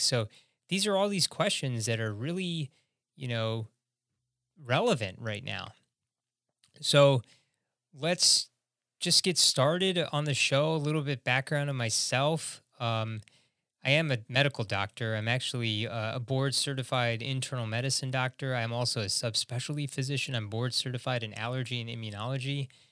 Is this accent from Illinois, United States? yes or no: yes; Chicago, Illinois, United States; I'm from Chicago, Illinois